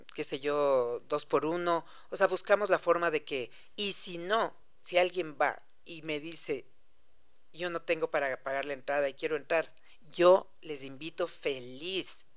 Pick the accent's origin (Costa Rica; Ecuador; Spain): Ecuador; somos los ecuatorianos